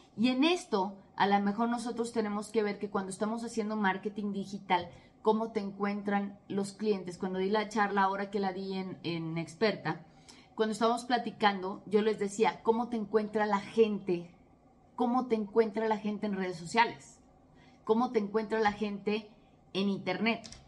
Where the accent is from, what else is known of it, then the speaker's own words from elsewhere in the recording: Mexico; soy de México